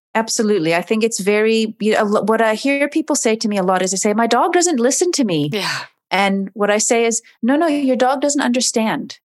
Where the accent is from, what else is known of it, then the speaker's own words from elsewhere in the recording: Oregon, United States; moved away as an adult; now in Cape Town, South Africa; I'm originally from Oregon